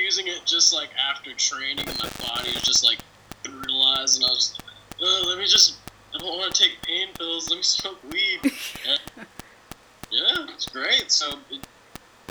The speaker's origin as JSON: {"language": "English", "region": "California", "country": "United States", "tie": "born or raised there", "said": "I grew up on an Indian reservation in Southern California."}